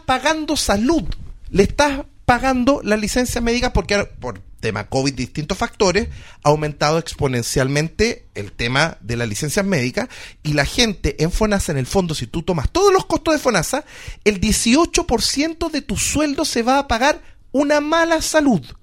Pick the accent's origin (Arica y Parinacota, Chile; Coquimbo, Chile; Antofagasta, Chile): Antofagasta, Chile; now in Santiago, Chile; Yo provengo, por ejemplo, de Antofagasta.